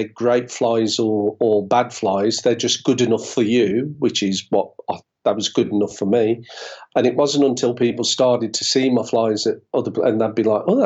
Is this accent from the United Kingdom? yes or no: yes; United Kingdom; being British